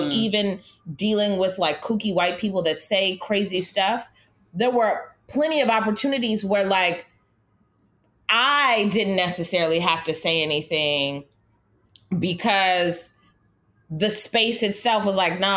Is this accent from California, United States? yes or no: yes; Los Angeles, California, United States; moved away as an adult; also born or lived in San Francisco Bay Area; now in New York, United States; growing up in Los Angeles